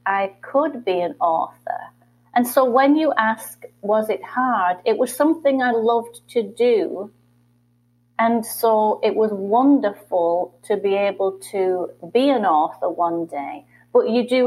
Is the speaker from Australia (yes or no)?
no; England, United Kingdom; accent: British; moved away as an adult; now in Michigan, United States; I was a teacher in England.